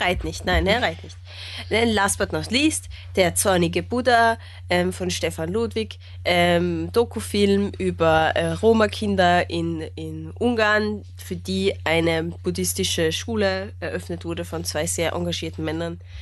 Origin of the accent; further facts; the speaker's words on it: Austria; als Österreicher